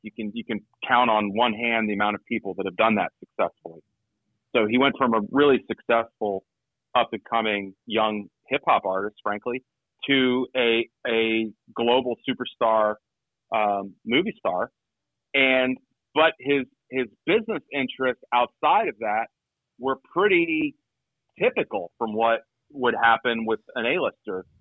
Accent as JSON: {"language": "English", "region": "Georgia", "country": "United States", "tie": "born or raised there", "moved": "yes", "said": "I grew up in Georgia, so I I I, uh, I got to go a couple times when I lived there"}